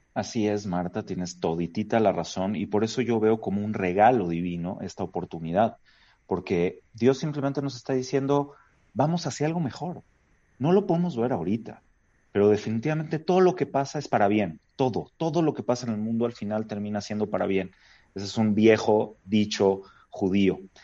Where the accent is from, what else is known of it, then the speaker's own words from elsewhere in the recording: Mexico; Como judío habiendo nacido en México, en este bendito país, con todas las oportunidades que hemos tenido acá